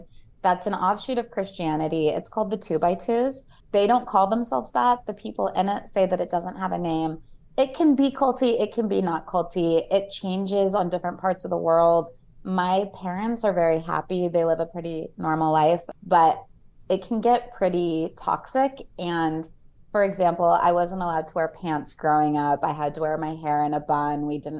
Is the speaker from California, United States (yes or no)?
no; Connecticut, United States; Oh, so I told you I grew up in Connecticut for a little bit. My dad went to Yale.